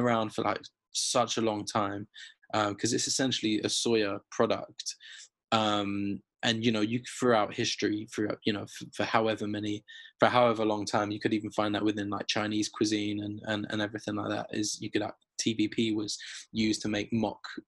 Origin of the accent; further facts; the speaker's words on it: London, United Kingdom; being a Londoner, like, living, growing up in Finsbury Park